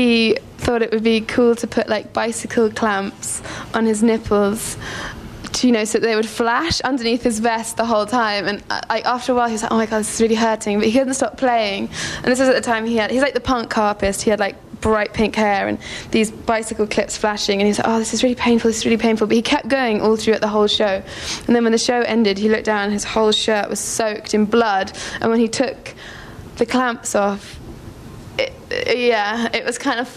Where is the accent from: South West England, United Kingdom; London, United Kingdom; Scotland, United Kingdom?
London, United Kingdom; Camberwell; where I grew up in Camberwell